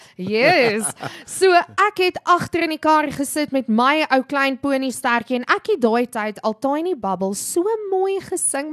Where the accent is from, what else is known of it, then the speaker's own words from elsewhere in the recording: South Africa; daai groot liefde vir vir ons land, vir Afrikaans as 'n taal, maar ook vir ons mede-Afrikaners